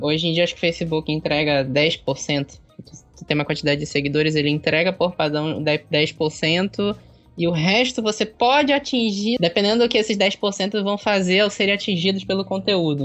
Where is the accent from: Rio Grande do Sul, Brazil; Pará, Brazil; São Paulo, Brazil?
Pará, Brazil; Belém; also born or lived in Maringá, Paraná; eu sou de Belém, né? Daqui do, do Belém do Pará, aqui no norte.